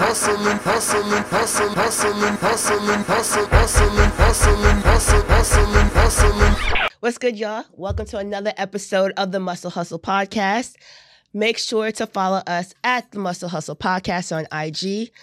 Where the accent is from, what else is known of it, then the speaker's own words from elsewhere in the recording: Newark, New Jersey, United States; I'm from Jersey. I'm from Newark.